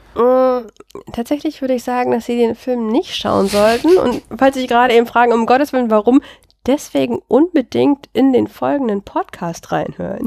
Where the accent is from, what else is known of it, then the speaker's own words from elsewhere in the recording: Germany; ich bin ja ein Kind der Lausitz